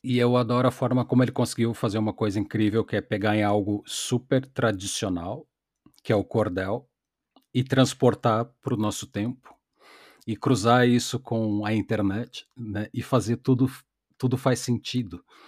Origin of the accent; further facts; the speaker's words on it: Porto Alegre, Rio Grande do Sul, Brazil; eu sou um gaúcho urbano de Porto Alegre